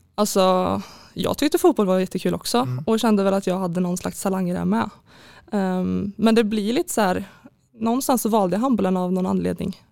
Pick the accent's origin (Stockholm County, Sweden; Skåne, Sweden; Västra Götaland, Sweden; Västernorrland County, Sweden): Västra Götaland, Sweden; Skövde; jag är född och uppväxt i Skövde, bott där hela mitt liv.